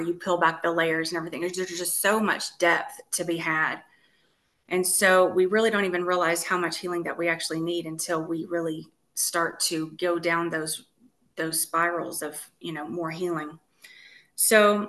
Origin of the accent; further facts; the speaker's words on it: Texas, United States; now in Tennessee, United States; I'm originally from Texas and I moved to Tennessee from Texas.